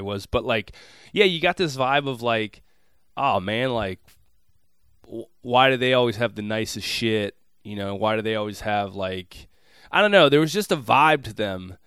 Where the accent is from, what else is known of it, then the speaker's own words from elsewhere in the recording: Minneapolis, Minnesota, United States; moved away; I, I'm from Minneapolis proper. You've been to my hometown